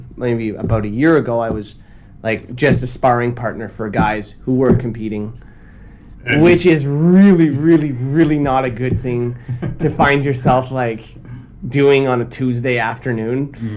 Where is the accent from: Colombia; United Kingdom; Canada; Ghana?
Canada; Ottawa, Ontario; moved away as an adult; also born or lived in China; now in Tokyo, Japan; I'm from Canada. I'm from Ottawa, Canada